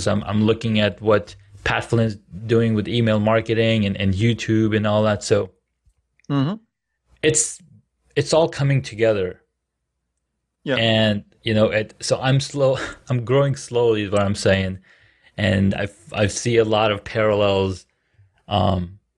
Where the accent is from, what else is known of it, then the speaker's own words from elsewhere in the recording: Saudi Arabia; I grew up in Saudi Arabia, so mentorship is a is a more of a Western Western word.